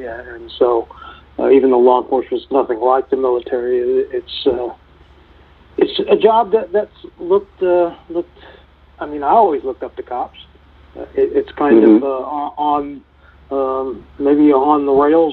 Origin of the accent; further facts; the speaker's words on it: St. Louis, Missouri, United States; now in Tulsa, United States; I grew up 6.9 miles from where Michael Brown was shot and killed, so I know that area rather well